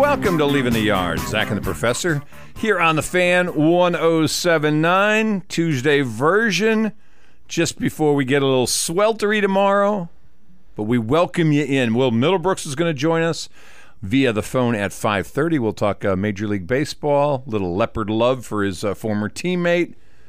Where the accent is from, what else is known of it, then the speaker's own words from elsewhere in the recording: Texas, United States; well, I'm from Texas. Down here.